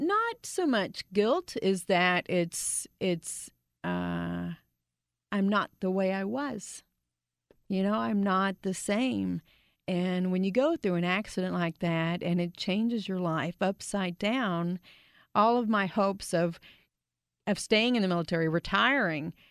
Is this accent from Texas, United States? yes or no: yes; Grand Prairie, Texas, United States; I grew up in Grand Prairie